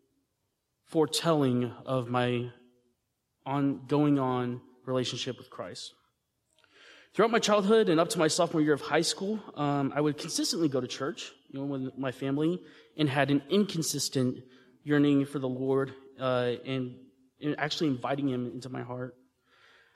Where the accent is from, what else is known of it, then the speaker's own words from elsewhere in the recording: Texas, United States; I was raised here in Texas